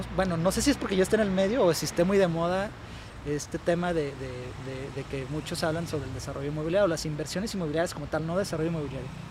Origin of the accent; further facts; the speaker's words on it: Guadalajara, Jalisco, Mexico; moved away as an adult; now in Aguascalientes, Mexico; yo soy de aquí de Guadalajara y toda esa experiencia la he tomado aquí en Guadalajara